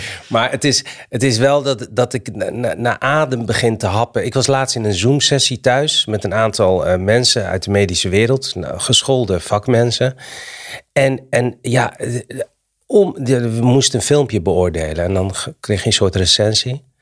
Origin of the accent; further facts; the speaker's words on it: Morocco; het is gek dat ik als Marokkaan eh, de Nederlandse taal moet, aan Nederlanders moet uitleggen hoe mooi de Nederlandse taal is.